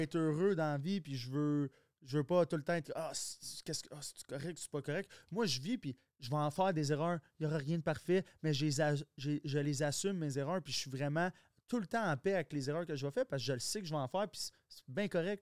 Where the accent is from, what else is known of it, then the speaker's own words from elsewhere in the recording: Quebec, Canada; accent: Québécois; Il y a, pas plus d'accent québécois que moi. je, suis comme dans, un québécois, québécois, mais j'ai aucune racine québécoise